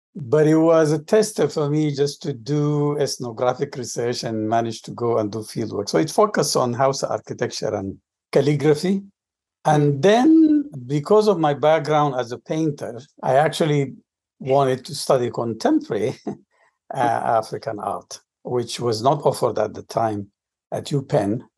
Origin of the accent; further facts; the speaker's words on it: Juba, South Sudan; moved away as an adult; also born or lived in Khartoum, Sudan / Omdurman, Sudan / Philadelphia, United States / Ithaca, United States; now in United States; I'm originally from Sudan. Uh, I grew up in a city that is now part of the southern Sudan after the split. It's called Juba. That's where I was born and then moved north, and I studied in Khartoum